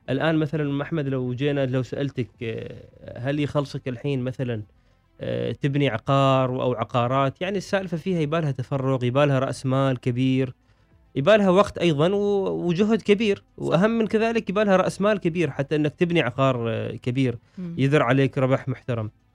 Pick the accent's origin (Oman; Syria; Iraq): Oman; عندنا في عمان